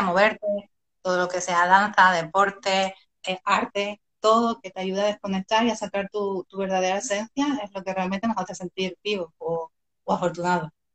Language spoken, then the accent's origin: Spanish; Canary Islands, Spain; yo soy canaria, mis mejores amigos en la isla